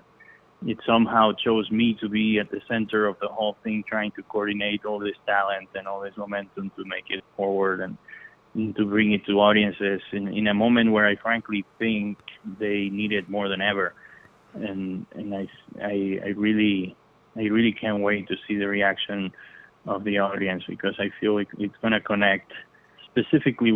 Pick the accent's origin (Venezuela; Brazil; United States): Venezuela; I'm from Venezuela